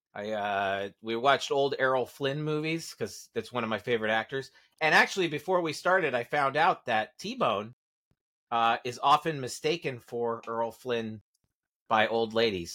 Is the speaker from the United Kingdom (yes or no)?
no; Santa Monica, California, United States; my hometown of Santa Monica